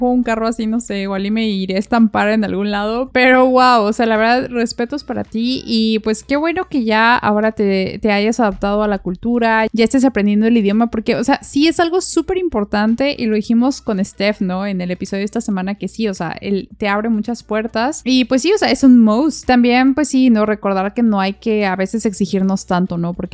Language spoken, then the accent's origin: Spanish; Mexico; now in Brisbane, Australia; Cada vez que digo que soy de México, siempre me sonríen y me preguntan sobre mi país